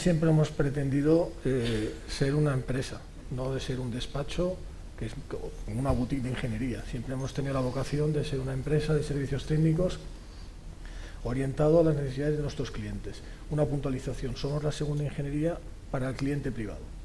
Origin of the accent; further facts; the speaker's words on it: Catalonia, Spain; soy catalán y español